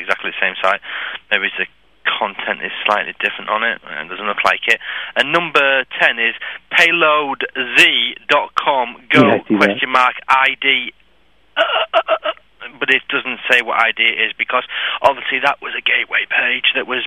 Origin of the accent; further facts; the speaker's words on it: England, United Kingdom; I'm English